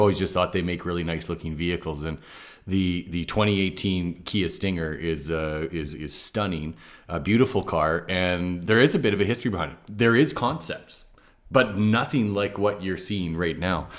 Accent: Canada; as a Canadian who's previously sold B M Ws

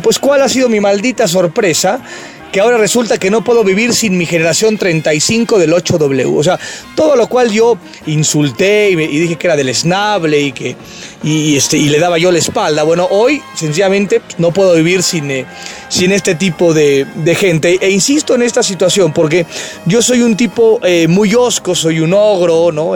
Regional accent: Mexico; Soy orgullosamente mexicano

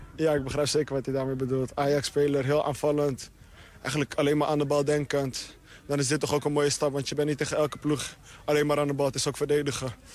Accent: Amsterdam, North Holland, Netherlands; moved away as an adult; now in Twente, Netherlands; Ik, ik heb altijd in Amsterdam gewoond

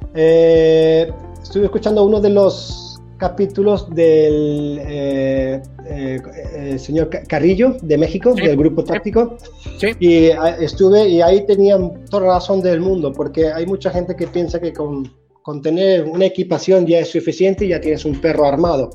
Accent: Spain; moved away as an adult; now in Sweden; de mi tierra, de España

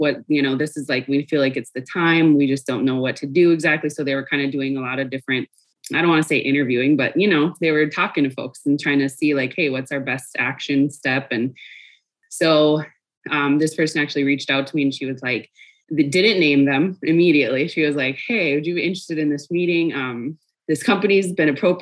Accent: Mille Lacs Band of Ojibwe, Minnesota, United States; I am from the Mille Lacs Band of Ojibwe, but I hail from the Chiminising branch of the tribe

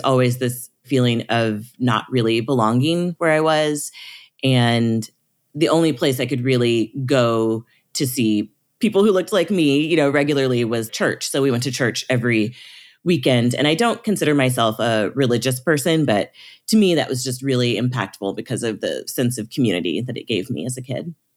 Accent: Springfield, Missouri, United States; I grew up in the Missouri Ozarks in Springfield, Missouri

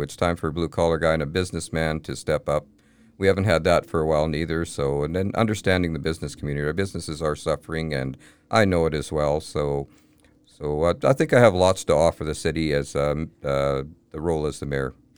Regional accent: Kamloops, British Columbia, Canada; I was born and raised in Kamloops. Kamloops is my home, always has been

